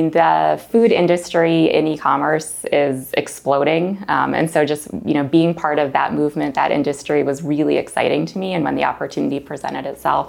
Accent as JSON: {"language": "English", "region": "New Jersey", "country": "United States", "tie": "born or raised there", "moved": "yes", "lives_now": "Maryland, United States", "said": "Grew up in New Jersey, live in Maryland now, also a mom, have two little girls"}